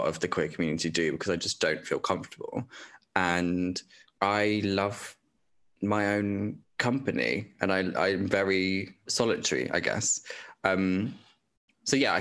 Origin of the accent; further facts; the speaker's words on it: Dorset, South West England, United Kingdom; that was in Dorset. So that was in my hometown